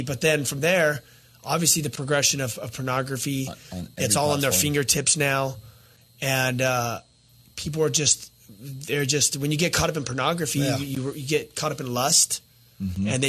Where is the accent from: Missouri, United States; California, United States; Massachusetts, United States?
California, United States; Azusa; I remember growing up in the neighborhood we grew up in Azusa.